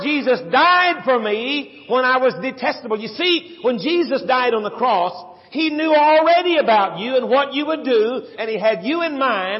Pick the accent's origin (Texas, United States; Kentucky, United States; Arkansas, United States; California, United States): Texas, United States; San Antonio; Dot and I grew up together in San Antonio, Texas. In South San Antonio, Texas, little suburb